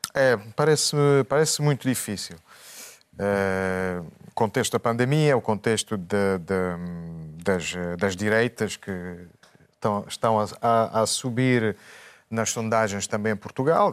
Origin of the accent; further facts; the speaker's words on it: Italy; moved away; como italiano